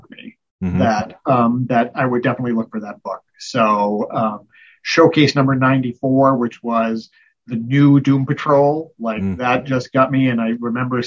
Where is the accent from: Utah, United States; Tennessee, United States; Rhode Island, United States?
Rhode Island, United States; I grew up in Rhode Island